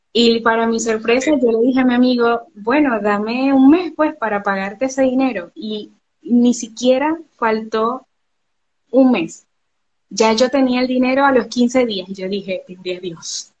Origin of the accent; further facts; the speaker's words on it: Barcelona, Anzoátegui, Venezuela; now in Argentina; nací en Barcelona, he estado en Suátegui, así que soy oriental orientalita